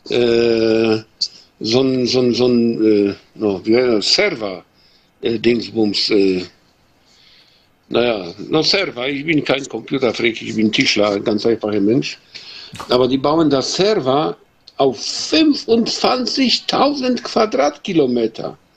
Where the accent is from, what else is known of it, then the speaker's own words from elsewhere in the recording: Poland; German is a second language; now in Germany; weil äh, ich komme aus Polen, ja, ich bin Pole und äh, ja, wohne ich in Deutschland